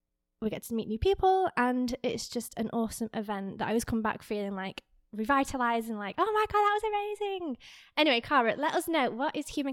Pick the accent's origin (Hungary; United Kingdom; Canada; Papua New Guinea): United Kingdom; England; now in Miami, United States; me being English